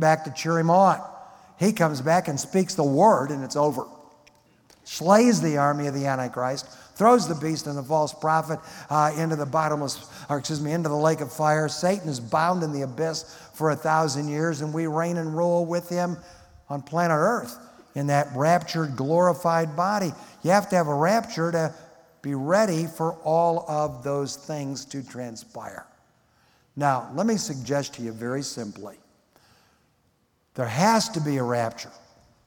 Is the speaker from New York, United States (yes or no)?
no; Detroit, Michigan, United States; I grew up in Detroit in a non-believing home